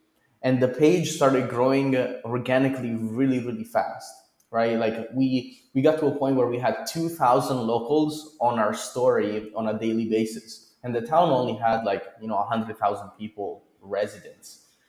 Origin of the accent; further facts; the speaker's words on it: Italy; also born or lived in Chico; now in Bolivia; Well, I'm originally from Italy.